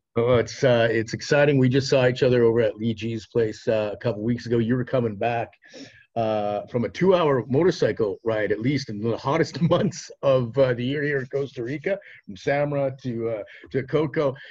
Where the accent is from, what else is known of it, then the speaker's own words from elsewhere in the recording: Regina, Saskatchewan, Canada; moved away; back home in Regina, Saskatchewan